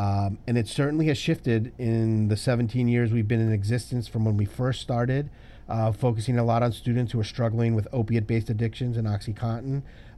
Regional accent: Groton, Connecticut, United States; also born or lived in Hawaii / Washington, D.C. / Washington; So I grew up in Hawaii and Washington, D.C. and upstate Washington. But I spent my high school years in Connecticut. My father was stationed at the submarine base in Groton, Connecticut. So I say I grew up in the Northeast.

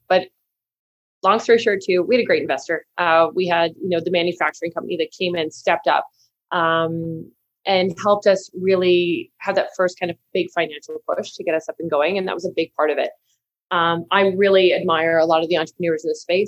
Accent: Manitoba, Canada; So I'm from a big farming family. We're from Manitoba.

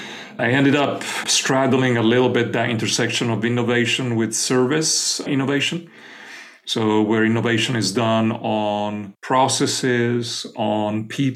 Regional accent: Florence, Tuscany, Italy; born there; moved away; I was born in Florence, Italy, but I ended up living most of my life elsewhere.

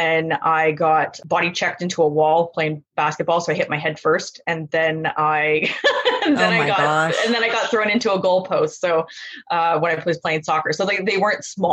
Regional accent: Vancouver, British Columbia, Canada; moved away; I was born in a suburb of Vancouver. So I'm from the West Coast originally.

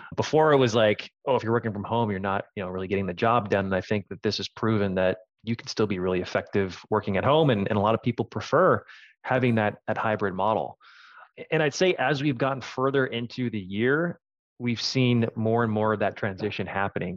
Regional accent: Minneapolis, Minnesota, United States; moved away as an adult; now in San Francisco, United States; I'm a Minnesota native

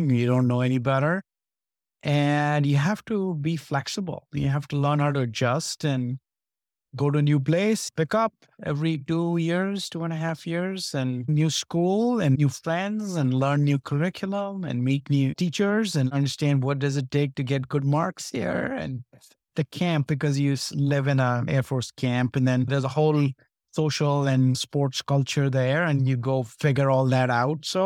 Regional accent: Delhi, India; born there; Yeah, I was born in Delhi, uh, in the military hospital in Delhi.

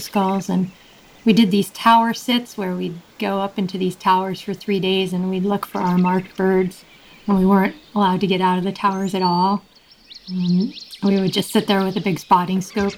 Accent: Long Island, New York, United States; moved away as an adult; I grew up on Long Island, outside of New York City

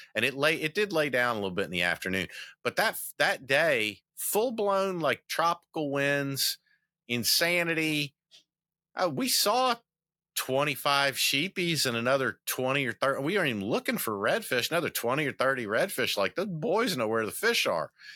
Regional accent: the South, United States; I'm from the South

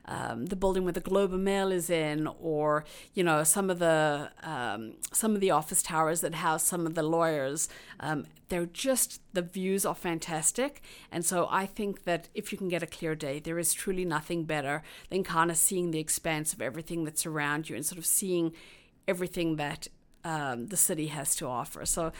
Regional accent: South Africa; now in Toronto, Canada; If you kind of think about being a South African arriving new in this country, and there's nobody else that you know, you kind of feel a little lost. Whereas having other immigrants around, you kind of feel like it's home.

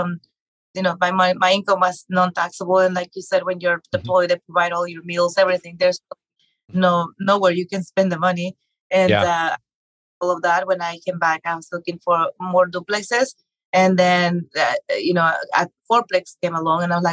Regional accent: Mexico; moved away; growing up in Mexico

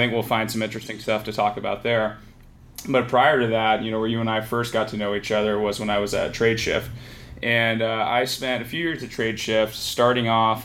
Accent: San Francisco Bay Area, California, United States; I grew up here in the San Francisco Bay Area

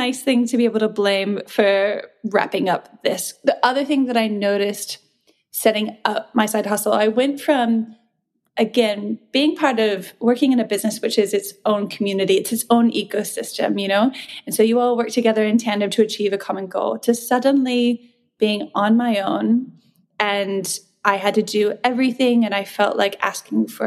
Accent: New Zealand; moved away as an adult; also born or lived in New Mexico, United States / Australia; now in Sydney, Australia; I was born in New Mexico. I was raised in New Zealand. And then I essentially came to Australia when I was 21

